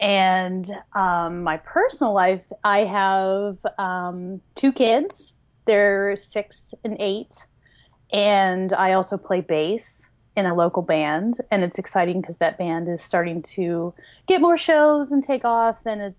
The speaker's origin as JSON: {"language": "English", "region": "West Virginia", "country": "United States", "tie": "born or raised there", "also_born_or_lived": "Pittsburgh area, Pennsylvania", "moved": "yes", "lives_now": "Pittsburgh, United States", "said": "I'm 39 years old, and that's cool. And I grew up in West Virginia, and I live in the Pittsburgh area now."}